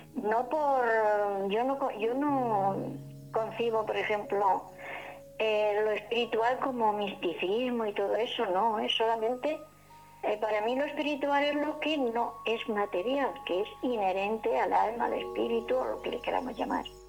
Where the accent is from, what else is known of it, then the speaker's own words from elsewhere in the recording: Jumilla, Region of Murcia, Spain; Yo mi pueblo, en Jumilla, mi pueblo natal